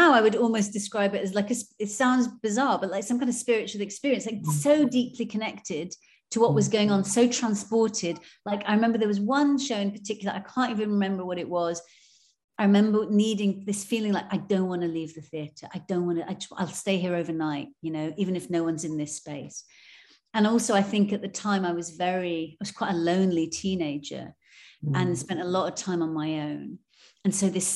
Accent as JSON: {"language": "English", "region": "England", "country": "United Kingdom", "tie": "born or raised there", "said": "I grew up then in England"}